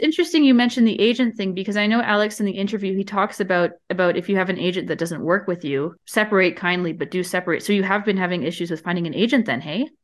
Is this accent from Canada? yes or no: yes; Canada; I'm from Canada